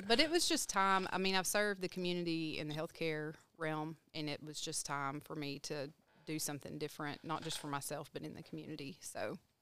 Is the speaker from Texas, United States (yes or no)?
yes; Texarkana, Texas, United States; moved away; I'm from Texarkana, Texas